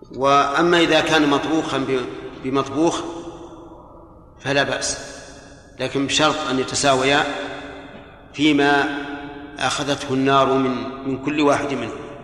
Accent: Saudi Arabia; هنا في عندنا في, في المملكة

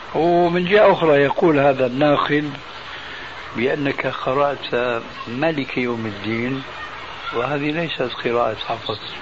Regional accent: Damascus, Damascus Governorate, Syria; عندنا في سوريا

